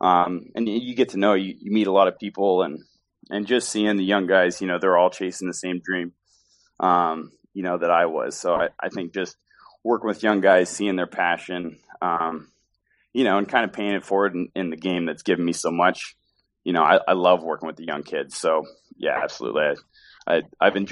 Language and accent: English; Alaska, United States; moved away; I was from Alaska. And I was from Alaska